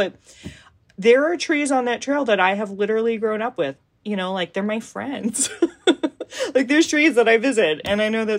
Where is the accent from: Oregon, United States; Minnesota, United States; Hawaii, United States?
Hawaii, United States; Aiea; moved away as an adult; also born or lived in East Coast; Going on the trails and getting back into running on Aiea Loop Trail and visiting the trees that I've known my whole life, that kind of made me realize, like, oh no, I am this community. And this is my home, and this is my Aina